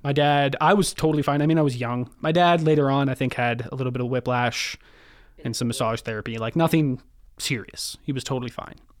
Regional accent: Kelowna, British Columbia, Canada; also born or lived in Prince George; Born in Prince George, you know, uh, small little town in the north. Pretty much moved to Kelowna, uh, right away. I lived in Kelowna for, till I was twenty-four

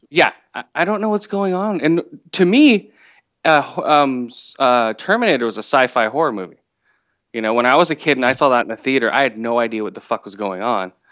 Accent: West Coast, United States; also born or lived in Thailand; I was born in Thailand, and I was adopted and moved over to the West Coast for my parents

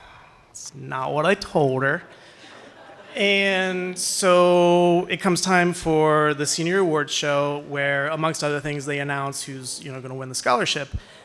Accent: Wellsville, Pennsylvania, United States; I grew up in Wellsville, which is a small town. It's in York County, just a little north of here for people that are familiar with it.

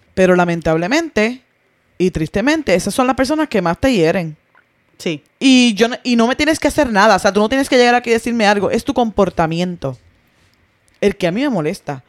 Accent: Puerto Rico; moved away; en mi país

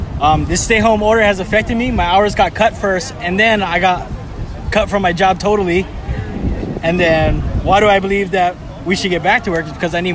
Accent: Ewa Beach, Hawaii, United States; I'm from Eva Beach.

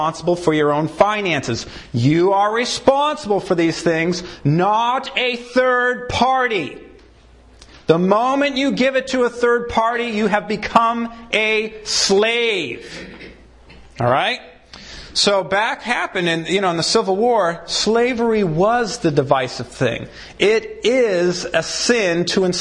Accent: Maine, United States; I grew up in Maine.

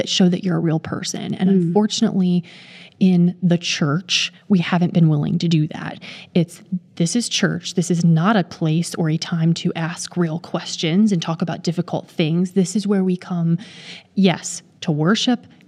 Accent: Maryland, United States; I was born and raised in Maryland, so I didn't go far working at North American Division

